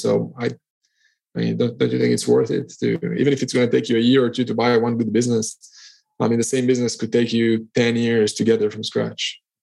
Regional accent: Israel; now in Cyprus; I'm originally from Israel. I'm currently based in Cyprus

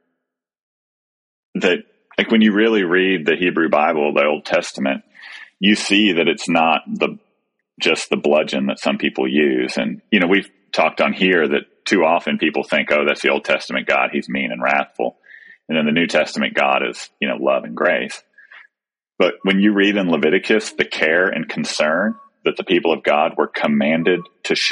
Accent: Texas, United States; moved away; we moved to a new place that's my hometown, but my boys have never lived here

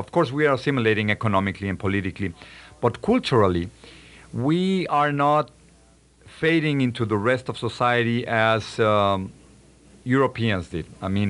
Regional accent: Mexico City, Mexico; English is a second language; moved away as an adult; now in United States; I was born in Mexico City. I lived 25 years in Mexico, and then I came here about 20 years ago.

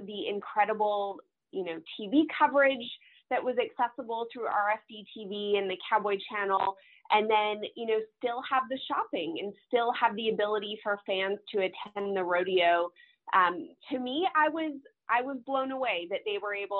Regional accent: Calgary, Alberta, Canada; moved away as an adult; now in Texas, United States; I was originally born and raised in Calgary, Alberta, Canada

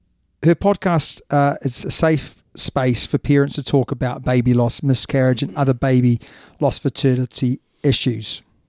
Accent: United Kingdom; born there; now in Sussex, United Kingdom; I am British by birth, but Kiwi by heart.

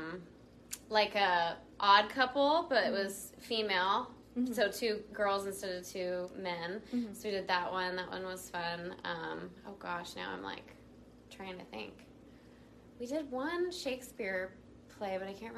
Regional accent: Placerville, California, United States; I grew up in Placerville, so just a little ways up the road here from Folsom

